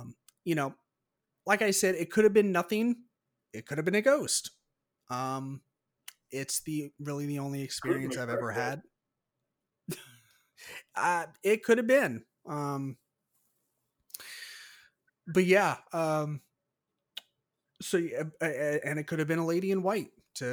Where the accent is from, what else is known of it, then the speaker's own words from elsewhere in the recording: California, United States; born there; I'm not necessarily from the San Francisco area, but I was born like less than an hour north of San Francisco. So it's kind of near and dear to my heart anyways.